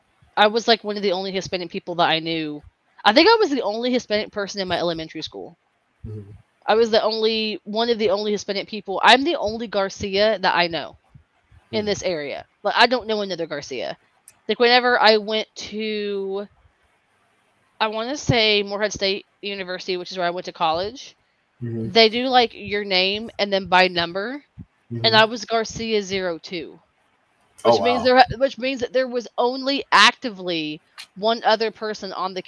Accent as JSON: {"language": "English", "country": "Nigeria", "said": "I'm just kidding. I'm Nigerian."}